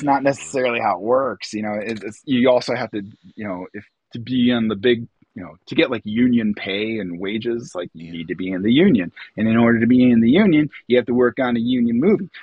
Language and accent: English; Wildwood, Illinois, United States; also born or lived in Atlanta, Georgia; I'm Lake County, Illinois. I was actually born in Atlanta, Georgia, oh, but uh, when I was young, we moved up to Illinois. Um, we wound up in Wildwood, Illinois